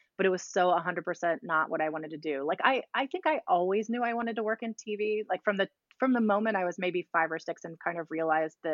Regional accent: Virginia, United States; moved away as an adult; also born or lived in Charlottesville; now in New York, United States; we're from Virginia.

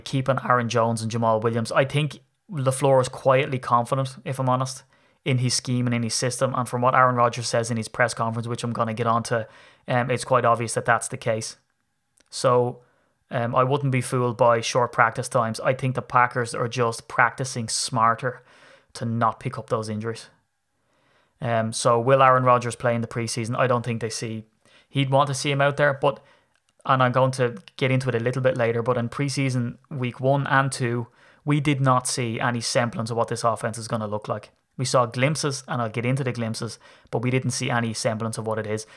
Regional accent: Ireland; as an Irishman

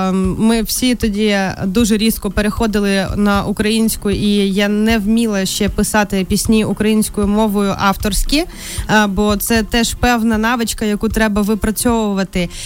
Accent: Krasnodar Krai, Russia; moved away as an adult; also born or lived in Kyiv, Ukraine; now in Ukraine; виїхала з Росії і приїхала е, жити в Україну вже в осознаному дорослому віці у 18 років

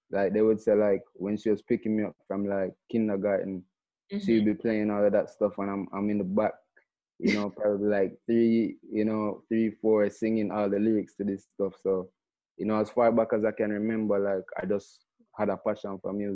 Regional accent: Kingston, Jamaica; And so it's funny growing up in Kingston, because in Kingston, you know, obviously it's the main focus is like dancehall and reggae musically.

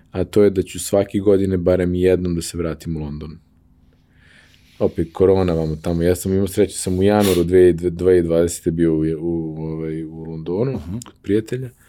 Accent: Novi Sad, Vojvodina, Serbia; also born or lived in Lugano, Switzerland; Ja sam iz Vojvodine, ja sam iz Novog Sada. Moji su iz Kikinda, mislim, Ćale, Keva je iz Novog Sada, njen otac iz Renjenja.

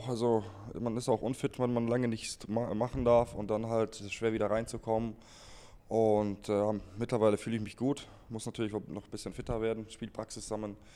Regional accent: Ebersberg, Bavaria, Germany; born there; Äh, Ebersberg ist in der Nähe von München, in Bayern ist es.

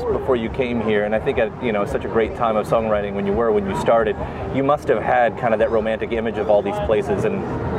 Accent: Kentucky, United States; I'm from Kentucky

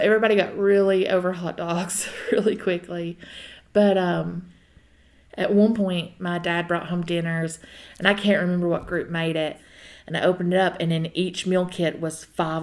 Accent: McRoberts, Kentucky, United States; now in Jenkins, United States; I'm originally from McRoberts, Kentucky. Recently moved to Jenkins, Kentucky

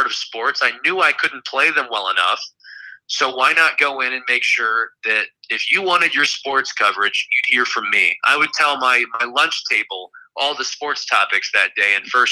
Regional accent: Houston, Texas, United States; also born or lived in Columbia, Missouri / Lafayette, Louisiana / Buffalo, New York; now in Kansas City, United States; I'm from Houston, Texas, so Buffalo was quite the change

